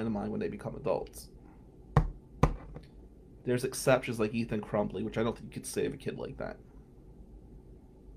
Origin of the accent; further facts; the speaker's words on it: Atlantic City, New Jersey, United States; now in Michigan, United States; Growing up Atlantic City